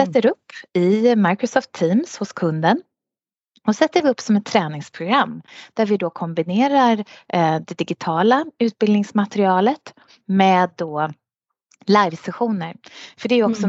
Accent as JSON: {"language": "Swedish", "country": "Sweden", "moved": "as an adult", "lives_now": "United Arab Emirates", "said": "jag kom från Sverige"}